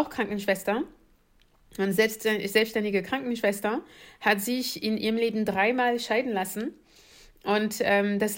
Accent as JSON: {"language": "German", "area": "Paris suburbs, west of Paris", "region": "Île-de-France", "country": "France", "tie": "born or raised there", "second_language": "German", "moved": "yes", "said": "ich bin in Paris, also in der Pariser Vorort groß geworden. Äh, westlich von Paris"}